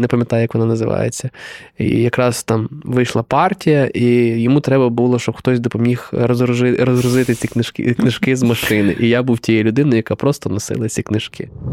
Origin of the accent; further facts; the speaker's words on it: Galicia, Ukraine; ми і галичани